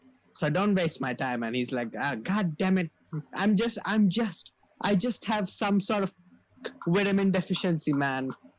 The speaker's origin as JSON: {"language": "English", "town": "Thane", "region": "Maharashtra", "country": "India", "said": "I'm from Thane. I'm like, damn, white people."}